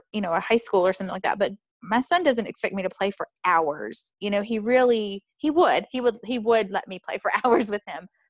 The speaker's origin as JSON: {"language": "English", "region": "North Carolina", "country": "United States", "tie": "born or raised there", "moved": "yes", "lives_now": "Chicago, United States", "said": "I'm from North Carolina, even though I live in Chicago"}